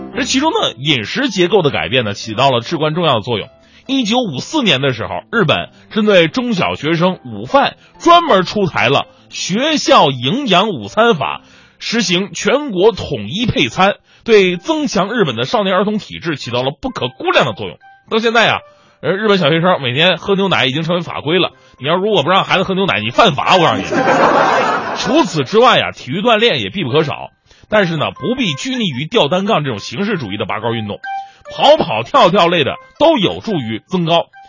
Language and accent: Chinese; China; 我们中国人呢，一向不以身高自居